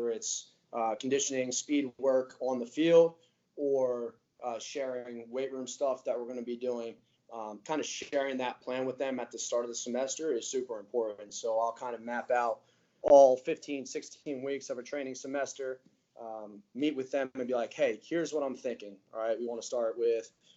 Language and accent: English; Cherry Hill, New Jersey, United States; I'm right outside of Philly in New Jersey, kind of like the Cherry Hill, Morristown area.